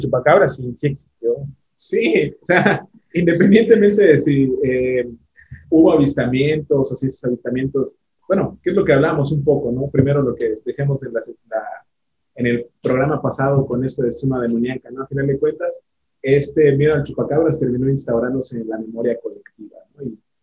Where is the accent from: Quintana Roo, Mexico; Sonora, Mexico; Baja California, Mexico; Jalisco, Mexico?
Quintana Roo, Mexico; Cancún; yo crecí en Cancún